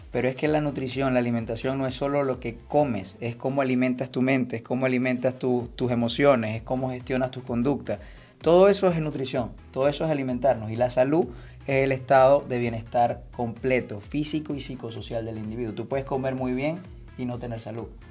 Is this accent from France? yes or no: no; Venezuela; also born or lived in Spain; yo soy traumatólogo venezolano